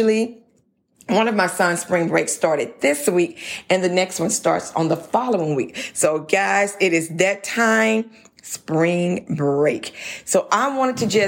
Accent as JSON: {"language": "English", "region": "Louisiana", "country": "United States"}